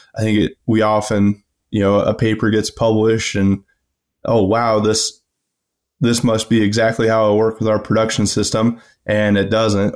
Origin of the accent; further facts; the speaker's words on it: Rockwell City, Iowa, United States; I'm from Rockwell City originally in West Central Iowa. uh, grew up on a family farm.